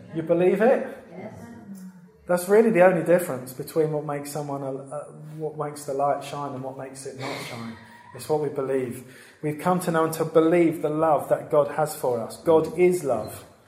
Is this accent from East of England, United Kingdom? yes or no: yes; Brentwood, East of England, United Kingdom; I grew up in Brentwood